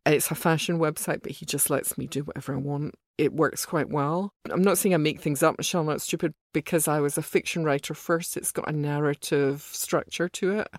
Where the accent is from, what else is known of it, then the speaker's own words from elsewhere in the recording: Glasgow, Scotland, United Kingdom; also born or lived in Soho, London; now in London, United Kingdom; when I was young, growing up in Glasgow